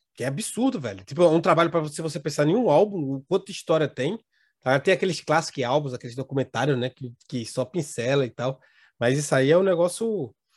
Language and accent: Portuguese; Recife, Pernambuco, Brazil; vai para minha terrinha, rapaz vai para Meterria, vai para Recife